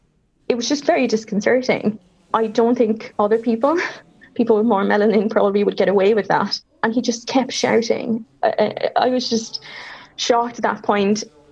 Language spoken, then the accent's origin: English; Cork, Munster, Ireland; also born or lived in Paraguay; A lot of people say that I sound from Cork, and I was like, I am from Cork, but I was accidentally born in Paraguay.